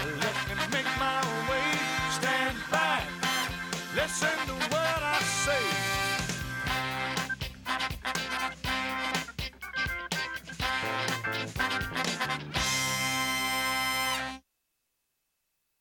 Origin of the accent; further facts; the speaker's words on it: West Texas, United States; moved away as an adult; now in Austin, United States; I'm West Texan